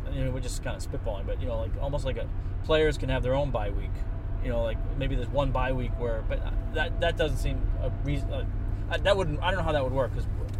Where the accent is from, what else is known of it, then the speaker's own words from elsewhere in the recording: New England, United States; it's my hometown team.